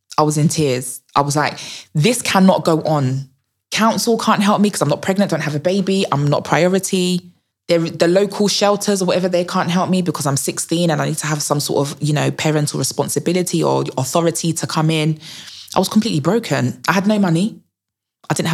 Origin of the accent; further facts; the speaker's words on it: Essex, East of England, United Kingdom; where I grew up was in Essex